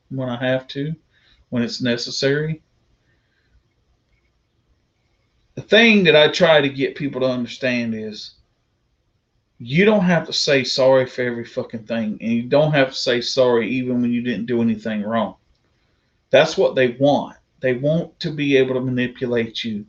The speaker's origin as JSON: {"language": "English", "region": "the South", "country": "United States", "tie": "born or raised there", "said": "I'm a proud Southerner. I was born and raised in the South."}